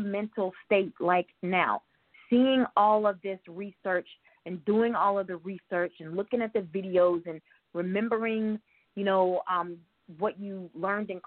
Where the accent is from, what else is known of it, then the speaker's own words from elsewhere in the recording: New York City, New York, United States; moved away; I don't live in Queens anymore